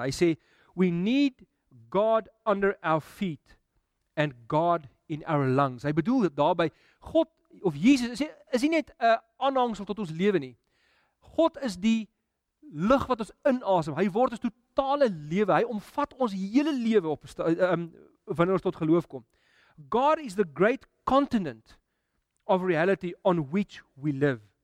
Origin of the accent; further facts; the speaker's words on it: South Africa; ons Afrika as Afrikaners